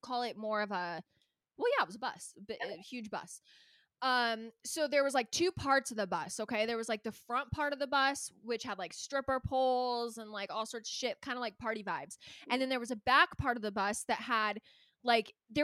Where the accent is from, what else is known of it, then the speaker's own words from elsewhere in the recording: Calabasas, California, United States; I grew up in Calabasas, so it's like, not only are we like 40 minutes from